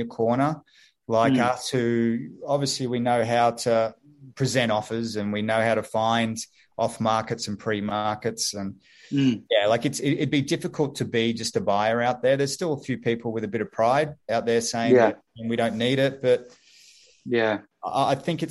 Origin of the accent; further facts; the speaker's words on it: Gold Coast, Queensland, Australia; moved away as an adult; now in Sydney, Australia; Gold Coast